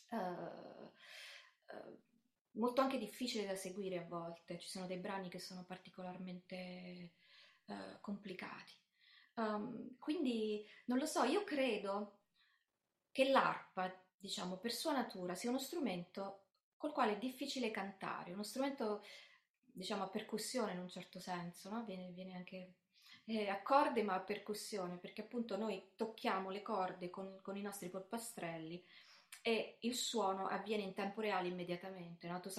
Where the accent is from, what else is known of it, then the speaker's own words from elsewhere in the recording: Termoli, Molise, Italy; also born or lived in Bari; una nella mia città, diciamo, di adozione, perché io sono nata a Bari ma cresciuta a Termoli